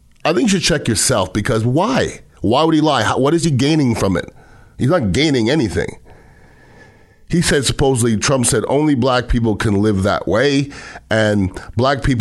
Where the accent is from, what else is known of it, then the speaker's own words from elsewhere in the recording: United States; as American